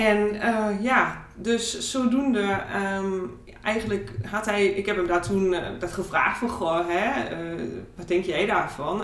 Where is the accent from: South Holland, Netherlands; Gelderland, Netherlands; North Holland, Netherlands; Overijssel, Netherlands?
Overijssel, Netherlands; Borne; ik kom uit Borne.